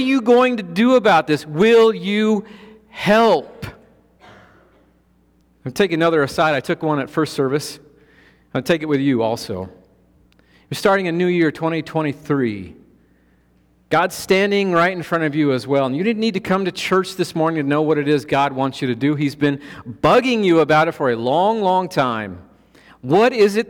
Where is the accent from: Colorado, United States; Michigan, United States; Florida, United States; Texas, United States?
Colorado, United States; I'm from Colorado. We have 14,000-foot mountains there